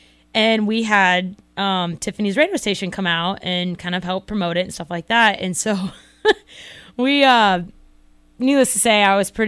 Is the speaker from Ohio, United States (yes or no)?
no; Florida, United States; moved away as an adult; also born or lived in Wisconsin; now in Iowa, United States; I'm from Florida, naturally, born and raised.